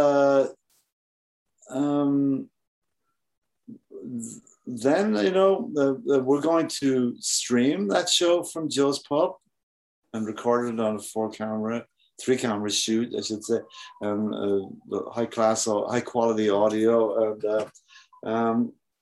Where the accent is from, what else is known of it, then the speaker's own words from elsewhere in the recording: Ireland; I'm Irish.